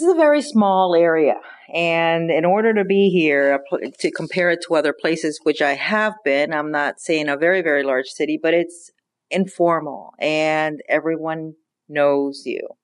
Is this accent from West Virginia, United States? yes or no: no; Pinellas County, Florida, United States; also born or lived in Cuba; I grew up in Pinellas County